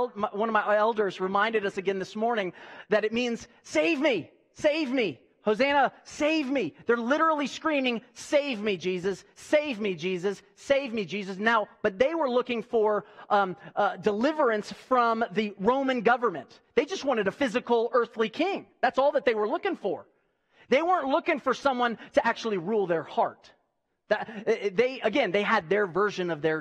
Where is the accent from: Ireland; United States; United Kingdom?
United States; I'm a patriot, and I'm an American, and I love this country